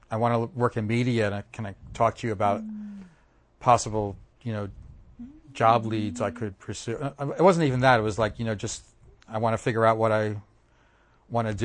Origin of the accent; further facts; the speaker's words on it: Bala, Pennsylvania, United States; Oh, so I grew up in Bala with Montgomery